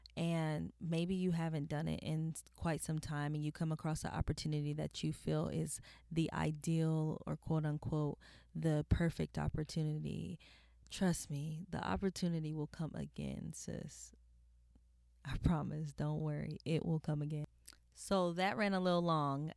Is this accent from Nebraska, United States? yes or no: no; California, United States; I'm a woman from California, which is in a beach city